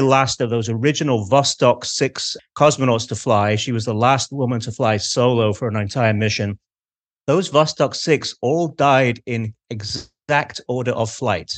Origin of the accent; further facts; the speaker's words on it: Manchester, North West England, United Kingdom; accent: Manchester; my Manchester accent